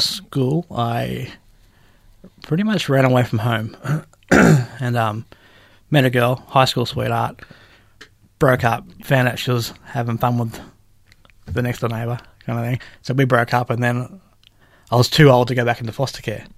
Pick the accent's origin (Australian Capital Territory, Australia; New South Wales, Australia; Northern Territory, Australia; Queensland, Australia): Queensland, Australia; Brisbane; also born or lived in Gympie, Queensland / Sunshine Coast (ancestry); now in Victoria, Australia; I grew up, I was born in Gympie but raised in Brisbane.